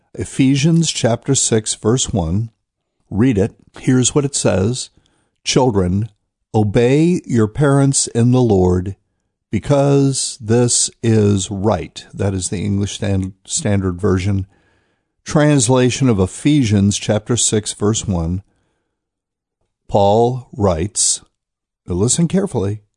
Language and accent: English; North Carolina, United States; Raleigh, North Carolina, my home state